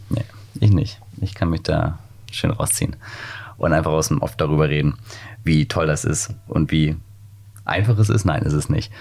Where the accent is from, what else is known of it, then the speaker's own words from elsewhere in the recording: near Wiesbaden, Hesse, Germany; now in Hamburg, Germany; Ich komme aus der Nähe von Wiesbaden